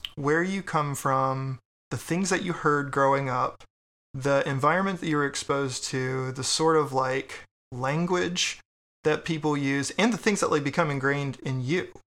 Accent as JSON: {"language": "English", "region": "Texas", "country": "United States", "moved": "yes", "lives_now": "Richmond, United States", "said": "I'm from Texas"}